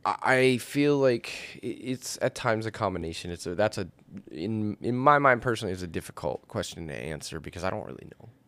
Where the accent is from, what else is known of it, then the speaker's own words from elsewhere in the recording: Martell, Wisconsin, United States; I originally was born in what is the tiny township of Martell, Wisconsin.